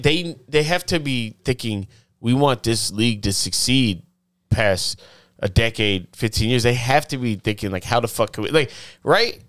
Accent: the South, United States; I'm from the South

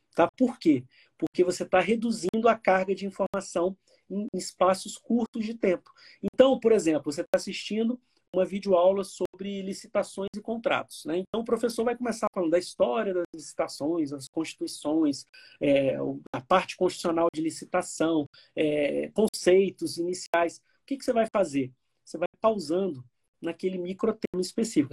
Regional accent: Miracema, Rio de Janeiro, Brazil; eu sou fluminense, nasci em Miracema, norte do Estado do Rio de Janeiro

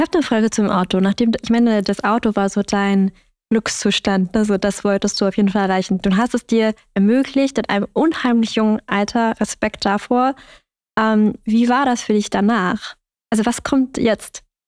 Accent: Germany; ich bin in Deutschland aufgewachsen

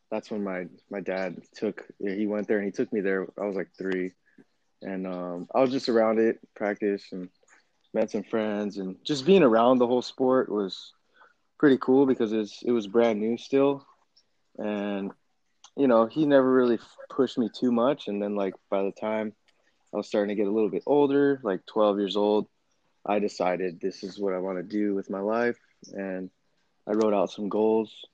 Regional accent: Temecula, California, United States; also born or lived in Torrance, California / Arizona; I was born in Torrance, California, but then we moved over to Temecula when I was probably like kindergarten, and then I've been there since

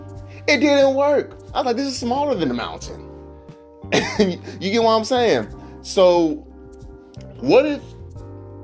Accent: Vallejo, California, United States; I'm from the hood. You know, I'm from California, Vallejo, California.

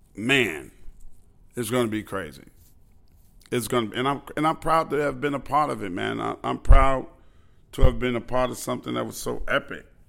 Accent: New York City, New York, United States; growing up in Queens, New York

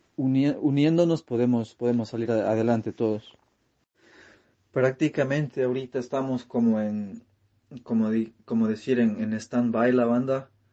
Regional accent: Cuenca, Azuay, Ecuador; now in New York, United States; yo soy de Cuenca, Ecuador, pero, pero vivimos acá en, en Nueva York

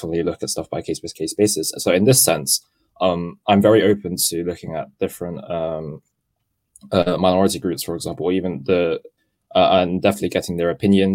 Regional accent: Hong Kong; moved away; I am part British, but I come from Hong Kong

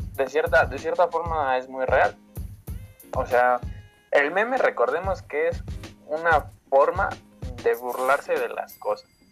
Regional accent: Mexico City, Mexico; yo soy de Iztapalapa y resido en Iztapalapa

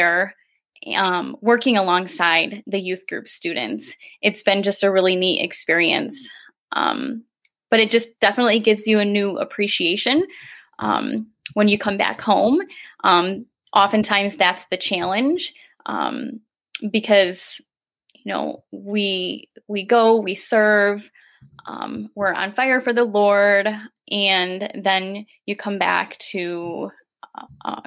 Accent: Grand Haven, Michigan, United States; I have been born and raised in Grand Haven

